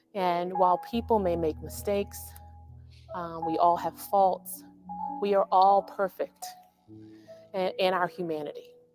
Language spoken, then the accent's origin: English; St. Louis, Missouri, United States; moved away as an adult; also born or lived in East Coast; I was born and raised in St. Louis, Missouri, which is a, a uh, very Catholic city